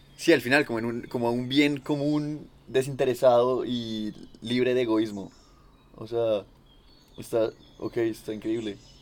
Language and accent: Spanish; Bogotá, Colombia; yo vengo de, de ciudad, de Bogotá